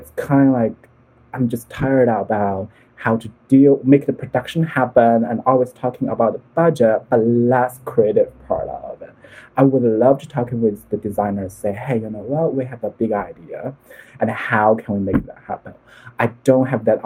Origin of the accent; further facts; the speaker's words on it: Hangzhou, Zhejiang, China; moved away; I was from Hangzhou, so it's a beautiful city. They have the West Lake there.